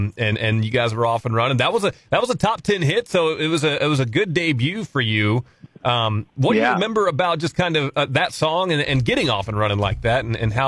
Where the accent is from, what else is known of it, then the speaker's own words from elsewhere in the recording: Missouri, United States; You know, I grew up in Missouri.